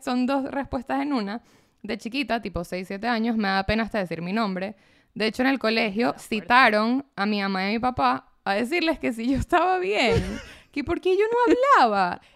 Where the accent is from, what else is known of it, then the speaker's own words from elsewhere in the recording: Caracas, Capital District, Venezuela; also born or lived in United States / Sint Maarten; nací en Caracas, sí, nací en Caracas, pero viví en Estados Unidos un año, viví en San Martín un año